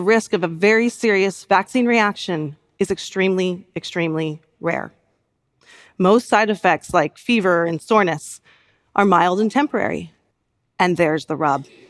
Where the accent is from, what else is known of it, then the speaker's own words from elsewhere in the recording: United States; in my home country